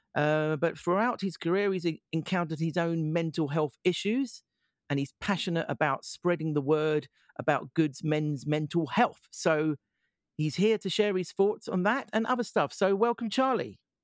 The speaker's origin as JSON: {"language": "English", "area": "Essex", "region": "East of England", "country": "United Kingdom", "said": "I'm from Essex"}